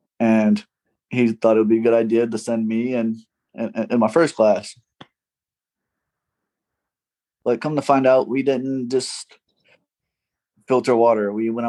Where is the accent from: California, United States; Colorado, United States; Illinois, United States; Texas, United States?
Illinois, United States; Great Lakes; moved away as an adult; also born or lived in Japan; now in outside New Orleans, Louisiana, United States; I was born in Great Lakes